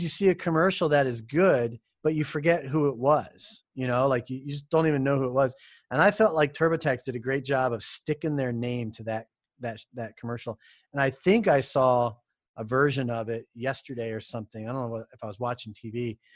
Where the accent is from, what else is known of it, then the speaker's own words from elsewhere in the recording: United States; As an American of the United States